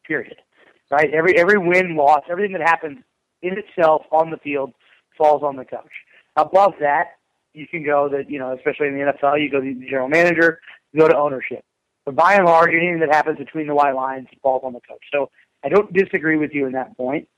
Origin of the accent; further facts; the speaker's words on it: United States; as American rugby fans